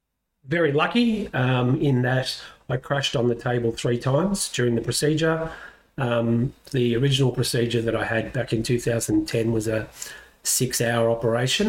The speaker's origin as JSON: {"language": "English", "town": "Caulfield", "region": "Victoria", "country": "Australia", "tie": "born or raised there", "said": "I was born in Bethlehem Hospital in Caulfield, not in Jerusalem. Grew up, mum and dad, brother"}